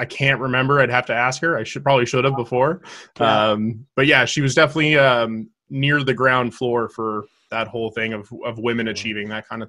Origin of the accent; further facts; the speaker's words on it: Greymire North, Nova Scotia, Canada; I'm a 30-year-old master sailor in the Royal Canadian Navy, and I hail from Greymire North, Cape Breton.